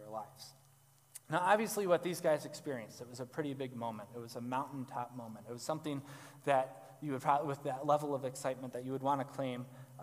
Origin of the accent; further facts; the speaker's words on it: Galesburg, Illinois, United States; Growing up in Western Illinois, if the wind blew just right, even in the town of Galesburg, you could smell that we were in farm country